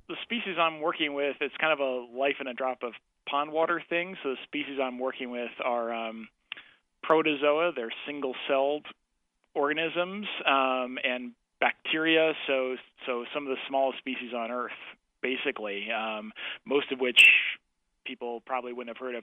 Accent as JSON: {"language": "English", "country": "Canada", "said": "I'm a Canadian"}